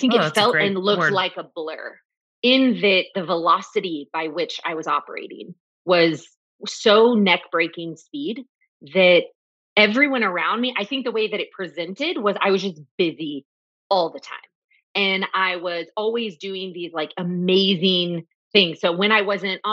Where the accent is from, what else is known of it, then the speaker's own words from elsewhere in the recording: Austin, Texas, United States; growing up in Westlake in Austin